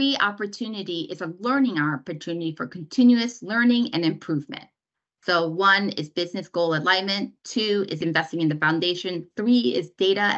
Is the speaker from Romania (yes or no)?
no; South Korea; now in United States; I was born in Korea, immigrated to the United States. So I'm a Korean American.